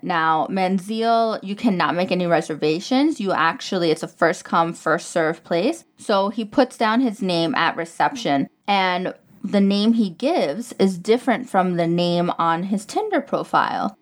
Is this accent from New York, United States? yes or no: yes; New York, United States; moved away as an adult; now in Dubai, United Arab Emirates; I'm, I'm from New York